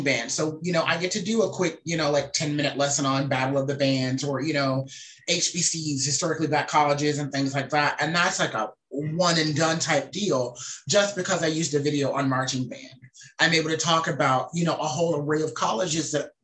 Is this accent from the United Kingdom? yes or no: no; the South, United States; I'm a Southerner